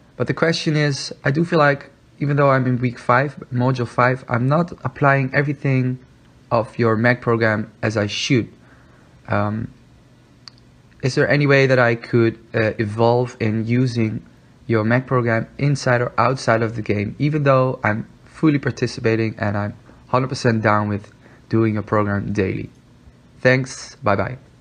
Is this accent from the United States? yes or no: no; Netherlands; I'm from Holland.